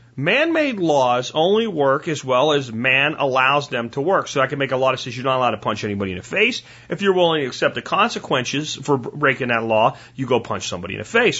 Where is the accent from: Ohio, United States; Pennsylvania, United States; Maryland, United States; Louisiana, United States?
Pennsylvania, United States; also born or lived in Florida; now in Texas, United States; I grew up in Pennsylvania, in a little coal town that I grew up in, and we had our little malls like in Pottsville and Frackville